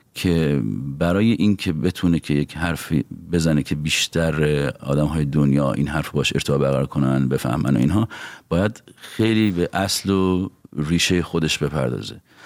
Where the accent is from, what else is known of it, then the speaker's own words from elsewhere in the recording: Iran; moved away as an adult; now in Los Angeles, United States; از وقتی هم از ایران اومدیم بیرون